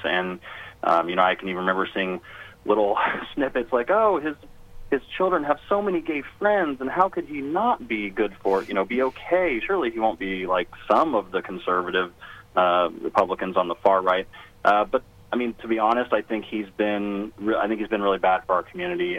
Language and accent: English; Avon, Indiana, United States; also born or lived in Danville, Indiana; I grew up uh, just down the street from Danville in a little town called Avon